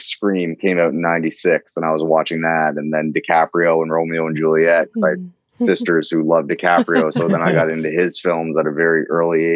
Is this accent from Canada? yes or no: yes; Fredericton, New Brunswick, Canada; accent: East Coast; growing up in New Brunswick, I never necessarily thought of it as a career. Like, Fredericton, New Brunswick is pretty far away from Hollywood.